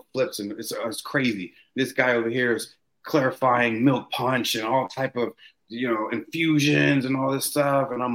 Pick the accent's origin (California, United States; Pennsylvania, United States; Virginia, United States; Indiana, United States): Virginia, United States; Herndon; moved away as an adult; also born or lived in Bar Harbor, Maine; now in Norway; I grew up in Herndon, Virginia, but I never really had been in the Northeast